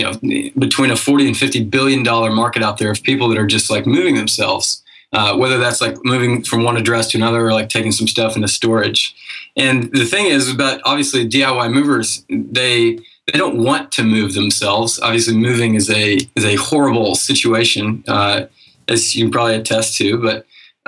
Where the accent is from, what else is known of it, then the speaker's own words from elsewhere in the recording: Knoxville, Tennessee, United States; also born or lived in Auburn, Alabama; now in Chattanooga, United States; I grew up in Knoxville